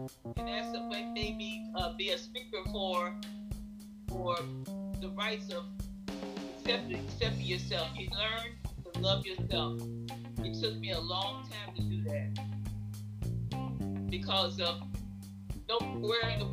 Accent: Chicago, Illinois, United States; I was born in the Windy City

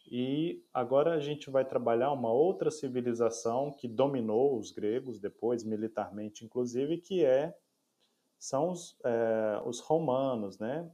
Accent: Brazil; nós somos brasileiros

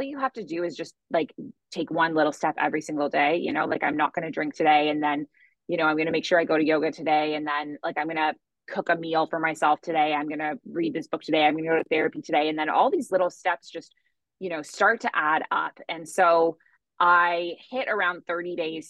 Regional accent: Toronto, Ontario, Canada; moved away as an adult; now in Bali, Indonesia; So I am originally from Canada and I grew up in Toronto, Ontario.

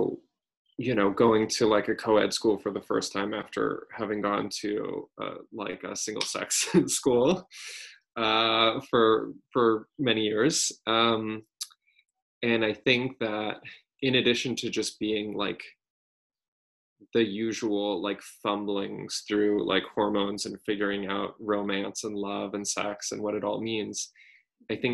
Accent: Texas, United States; moved away as an adult; also born or lived in San Francisco; I'm from Texas. I grew up in Texas

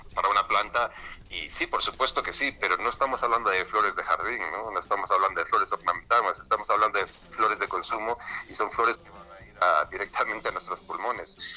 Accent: Spain; nosotros somos de España

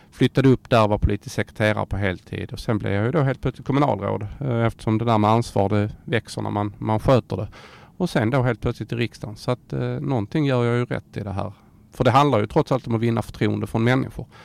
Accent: Skåne, Sweden; ödmjuk som skåning som man är

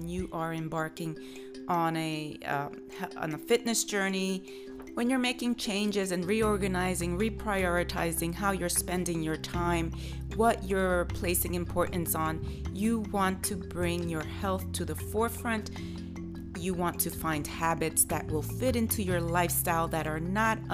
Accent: New York, United States; I hail from New York

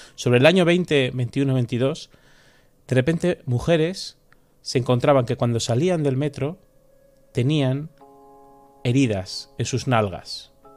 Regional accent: San Sebastián, Basque Country, Spain; moved away as an adult; now in Madrid, Spain; yo soy de San Sebastián, pero estoy viviendo en Madrid estos últimos años

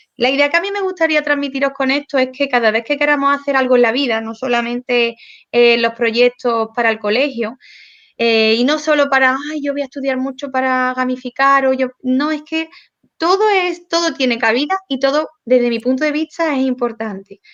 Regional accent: Córdoba, Andalusia, Spain; yo soy cordobesa, hablo mucho y muy rápido

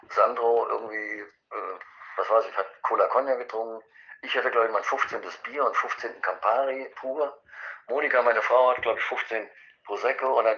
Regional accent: Eschwege, Hesse, Germany; Es wäre schön, weil am 6.1. wäre in Eschwege, in meiner Heimatstadt

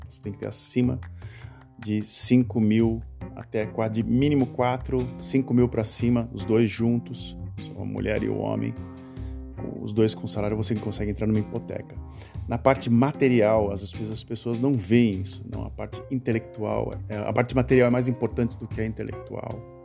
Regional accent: Brazil; moved away as an adult; now in Netherlands; sobre o Brasil, de onde eu nasci.

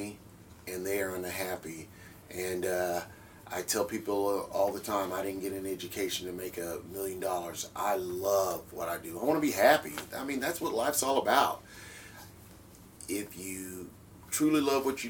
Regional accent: Midwest, United States; moved away; I'm from the Midwest

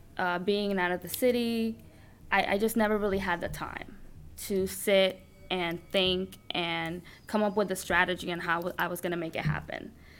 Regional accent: Dominican Republic; now in United States; Because like you, I came from another country. So I was born in Dominican Republic. So I grew up with my aunt, well, obviously my parents, but my aunt was a big part of my life growing up.

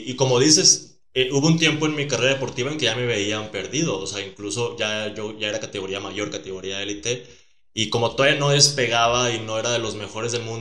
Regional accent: Sonora, Mexico; en Sonora, de donde eres. Sí, en Sonora.

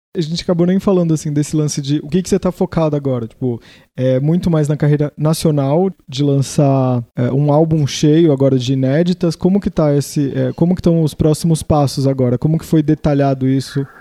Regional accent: Santos, São Paulo, Brazil; eu sou de Santos

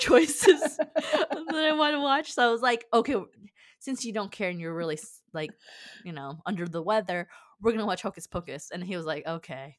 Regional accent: California, United States; moved away as an adult; also born or lived in Iowa; teenager to an adult in California

